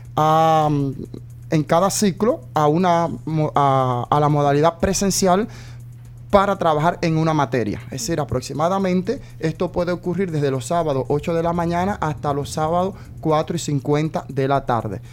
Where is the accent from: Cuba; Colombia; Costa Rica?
Cuba; now in El Salvador; soy original de Cuba soy cubano